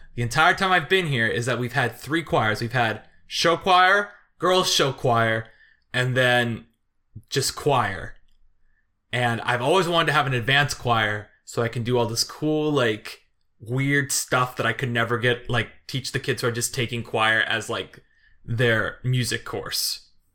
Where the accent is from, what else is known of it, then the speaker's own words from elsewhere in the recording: Chesterton, Indiana, United States; moved away; a reunion in Chesterton, like, uh, of my, my hometown